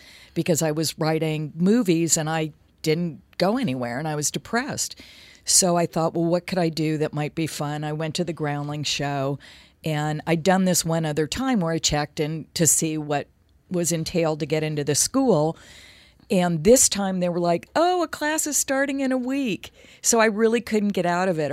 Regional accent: Los Angeles, California, United States; I grew up in L.A.

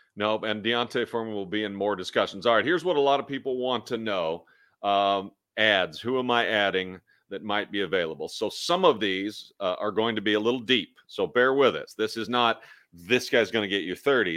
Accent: Kansas City, Missouri, United States; I'm from Kansas City.

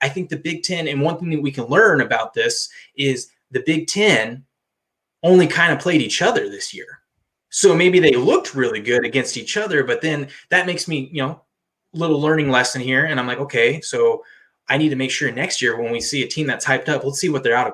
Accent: Washington, United States; I'm from Washington, so Pac-12

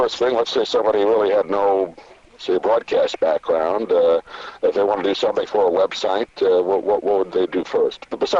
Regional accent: New York, United States; I grew up in New York

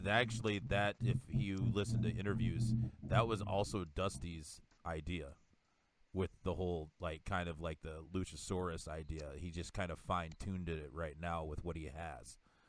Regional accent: South Dakota, United States; I'm from South Dakota

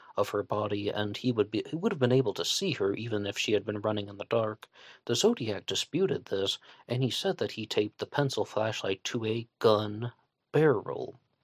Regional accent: West Virginia, United States; accent: Southern twang; I'm a West Virginian. and I can slip into the twang

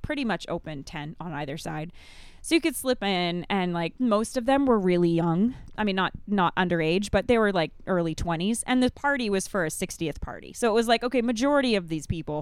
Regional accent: Maine, United States; I'm from Maine

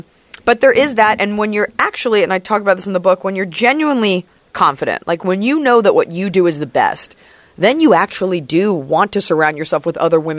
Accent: Dallas, Texas, United States; I'm from Dallas.

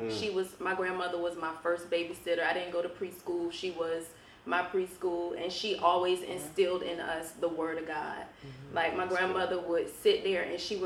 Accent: Norfolk, Virginia, United States; I grew up in Norfolk, Northview area, raised by a single mother

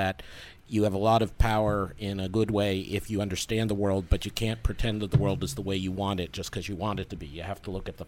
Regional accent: outside Boston, Massachusetts, United States; moved away; I grew up outside Boston

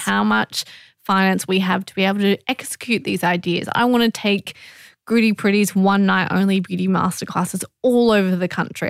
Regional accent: Australia; being Australian

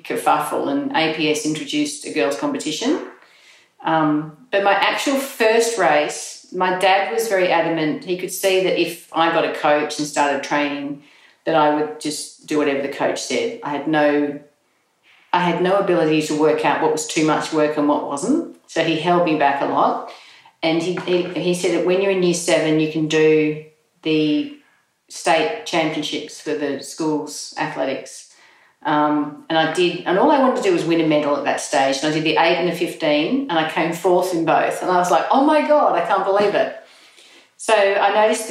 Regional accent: Australia; born or raised there; also born or lived in England

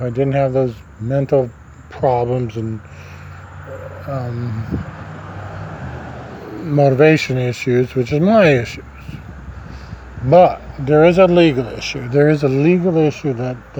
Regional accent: Nebraska, United States; moved away; State of Nebraska, my home state

